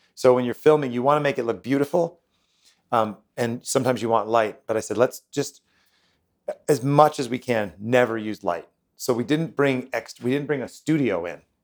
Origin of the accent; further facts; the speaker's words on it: United States; I'm from the United States